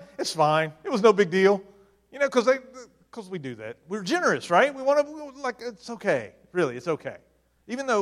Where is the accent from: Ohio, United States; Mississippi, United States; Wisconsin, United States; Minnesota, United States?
Mississippi, United States; now in Maryland, United States; I'm from Mississippi, and things in Mississippi are a little different than they are in Maryland.